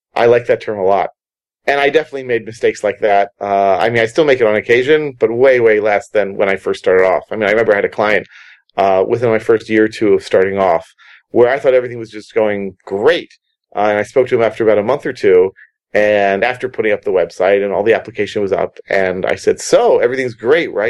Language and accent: English; United States; moved away; I'm American.